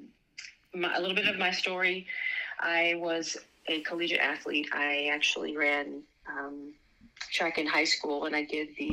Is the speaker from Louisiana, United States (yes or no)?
yes; Louisiana, United States; I grew up in Louisiana